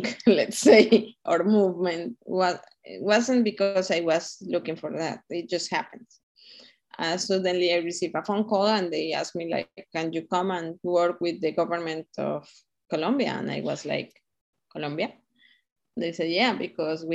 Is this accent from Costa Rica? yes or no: yes; Costa Rica; Costa Ricans, that the word is ticos, we are kind of the same, that is igualiticos